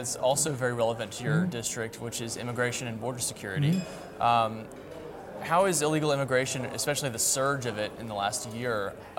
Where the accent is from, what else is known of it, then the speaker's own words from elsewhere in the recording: Texas, United States; moved away; We have the same issue in my home state of Texas.